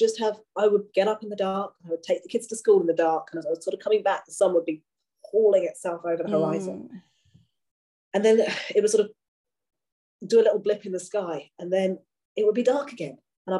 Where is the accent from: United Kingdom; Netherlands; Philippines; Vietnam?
United Kingdom; Kent, South East England; moved away as an adult; now in Scotland, United Kingdom; I'm from Kent originally. I don't know if I've said that yet. beautiful, beautiful sort of farming land, nice low, soft hills, very southerly climb.